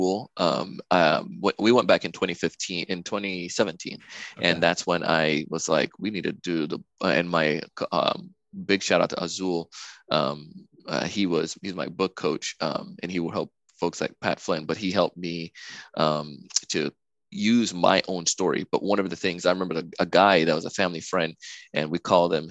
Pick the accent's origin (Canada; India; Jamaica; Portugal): Jamaica; now in United States; when I grew up in Jamaica as a kid